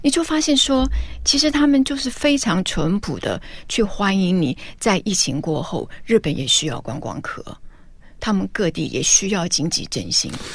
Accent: Taiwan; 我们台湾人

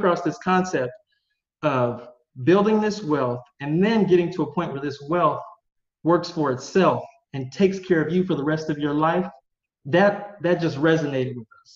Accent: Vallejo, California, United States; moved away as an adult; also born or lived in San Diego; now in Portugal; I'm originally from the San Francisco Bay Area. I grew up in a town called Vallejo

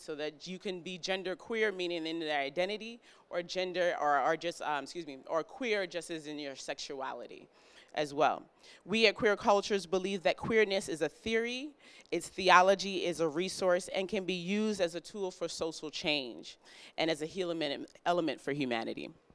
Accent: New York City, New York, United States; moved away; I'm originally from New York. I'm from Brooklyn, New York

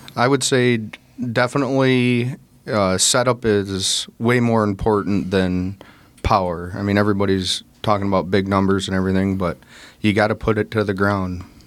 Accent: North Central Illinois, United States; we're from North Central Illinois

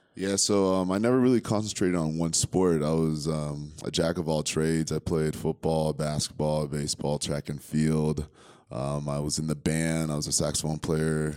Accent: Concord, New Hampshire, United States; also born or lived in Liberia / Connecticut / New York; Concord, New Hampshire is where I grew up

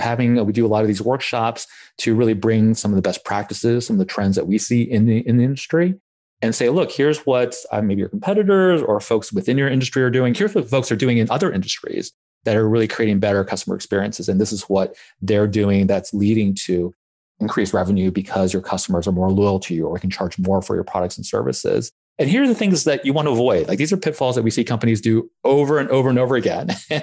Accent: Blacksburg, Virginia, United States; but I grew up in Blacksburg. So Domino's was a mainstay of my childhood.

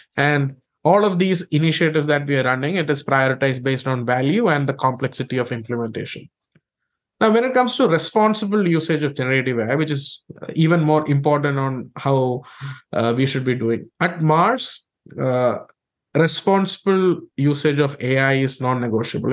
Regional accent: India; I grew up in India

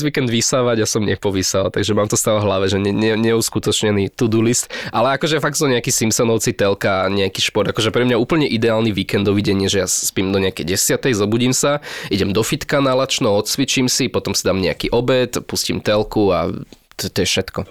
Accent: Slovakia; keď som doma na Slovensku

